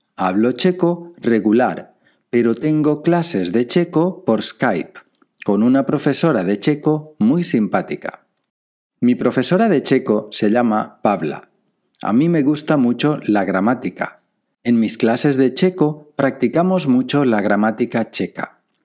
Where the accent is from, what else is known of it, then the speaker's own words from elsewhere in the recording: Valencia, Valencian Community, Spain; Soy español, de Valencia